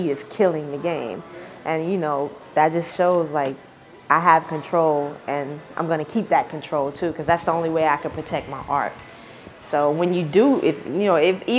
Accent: Snow Hill, North Carolina, United States; my hometown of Snow Hill, the population, I don't know now, but I know when I was growing up, it might have been like 2,000 people.

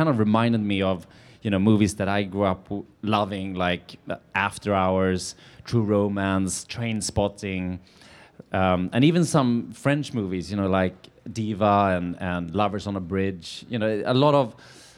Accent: suburbs of Stockholm, Stockholm County, Sweden; moved away as an adult; now in Venice Beach, United States; I grew up outside Stockholm, in the suburbs of Stockholm, yeah.

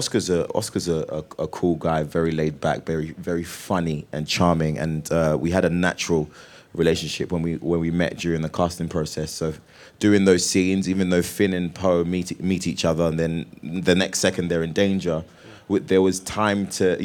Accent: London, United Kingdom; I'm a Londoner.

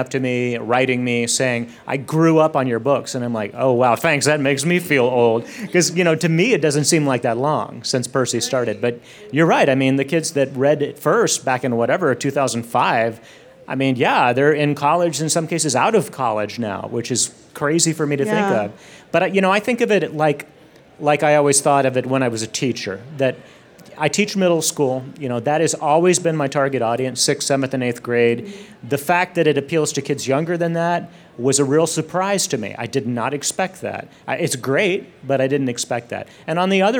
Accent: Texas, United States; I'm from Texas

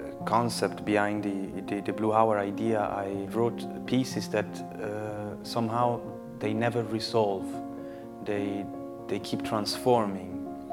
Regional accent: Milan, Lombardy, Italy; moved away as an adult; now in Berlin, Delaware, United States; Well, I moved to Berlin, 4 years ago, beginning 2012. I was making music in Italy, and it wasn't working that well.

